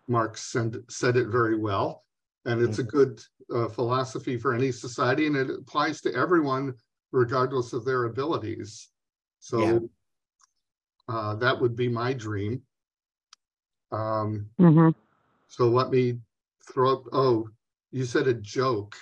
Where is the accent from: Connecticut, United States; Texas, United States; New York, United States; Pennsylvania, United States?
New York, United States; now in Minnesota, United States; I grew up in New York State, but I've been in Minnesota for 50 years